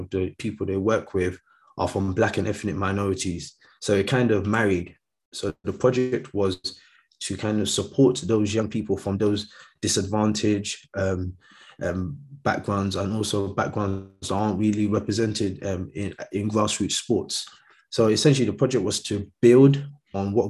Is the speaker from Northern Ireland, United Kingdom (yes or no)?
no; London, United Kingdom; also born or lived in Nigeria; growing up in London. So I came to London when I was quite young, so from Nigeria, but yeah, lived here all my life